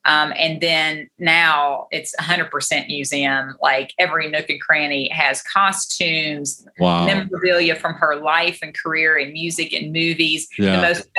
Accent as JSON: {"language": "English", "town": "Maysville", "region": "Kentucky", "country": "United States", "tie": "born or raised there", "also_born_or_lived": "Augusta, Kentucky", "said": "I grew up with the Clooney family. I'm from Augusta in Maysville, Kentucky."}